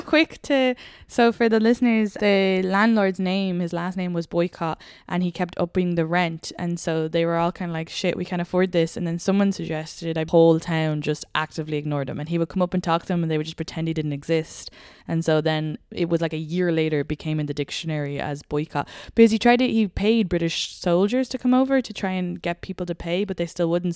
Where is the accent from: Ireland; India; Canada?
Ireland; born or raised there